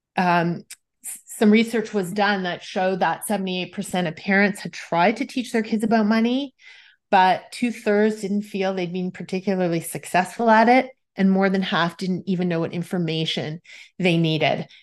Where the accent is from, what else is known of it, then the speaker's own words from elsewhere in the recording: Toronto, Ontario, Canada; I am from Toronto, Canada